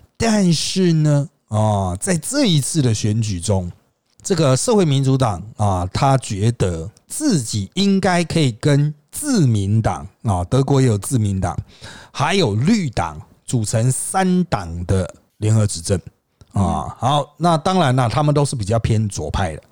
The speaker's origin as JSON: {"language": "Chinese", "country": "Taiwan", "said": "国内哦，就台湾啊，不是老公那边哈，我们台湾这边"}